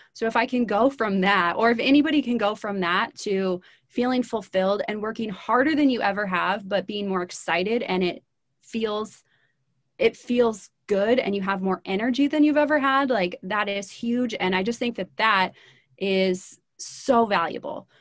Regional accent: Midwest, United States; also born or lived in Los Angeles; now in Atlanta, United States; So, I am from the Midwest

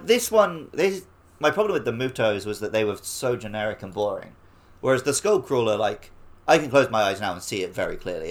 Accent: Woking, South East England, United Kingdom; I was born in Woking in the U K

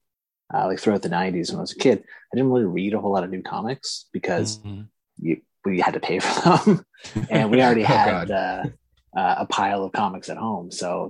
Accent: Canada; Obviously, it's like not just because I'm Canadian

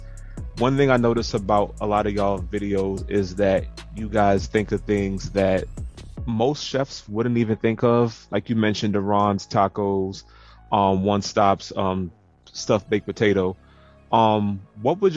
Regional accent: New York City, New York, United States; I grew up in Brooklyn

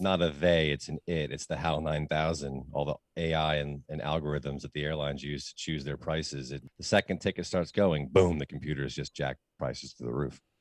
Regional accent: United States; as an American, as somebody who lives in the United States

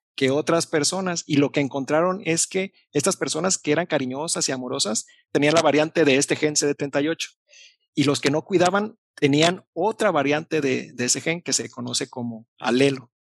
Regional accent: Mexico; como buen mexicano

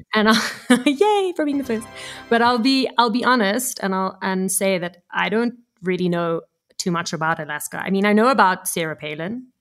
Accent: Cape Town, Western Cape, South Africa; growing up in Cape Town in South Africa

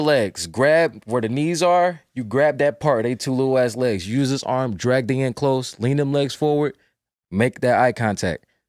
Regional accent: North Carolina, United States; I'm from North Carolina

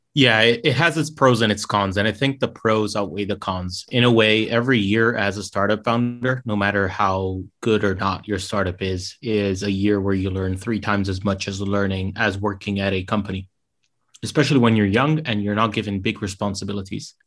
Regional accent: Rome, Lazio, Italy; moved away as an adult; also born or lived in London; I grew up in Rome, Italy

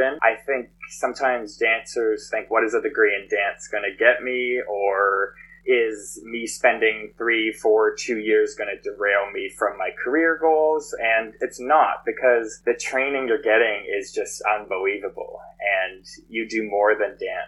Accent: Canada; also born or lived in Los Angeles; I'm Canadian. And then once that expired, I had to come home

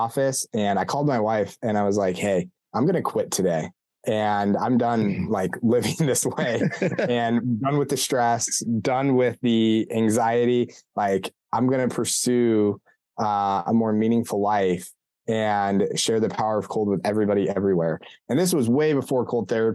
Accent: Colorado, United States; now in Ohio, United States; born and raised in Colorado, Colorado native

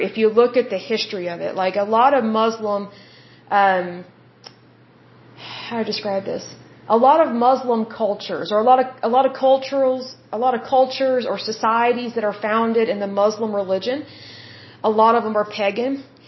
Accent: United States; if someone asks me what nationality I am, I say I'm American

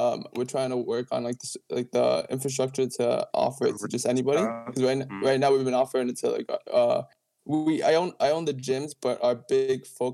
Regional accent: Kearney, New Jersey, United States; also born or lived in Peru; I grew up here. I was born in Peru, but I grew up here in Kearney.

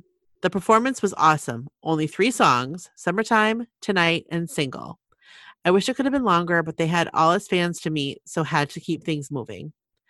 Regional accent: Milwaukee, Wisconsin, United States; I said no, since I'm from Milwaukee.

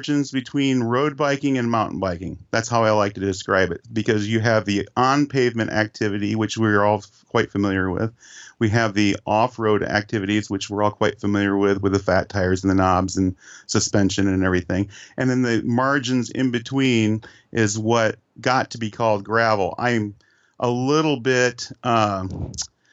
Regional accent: United States; back in the 70s, when I was growing up in the United States here

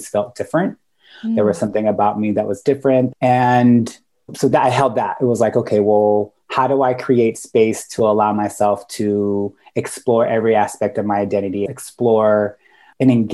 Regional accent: Sacramento, California, United States; also born or lived in Guam / San Francisco Bay Area; raised most of my life in California. I spent most of it in Sacramento

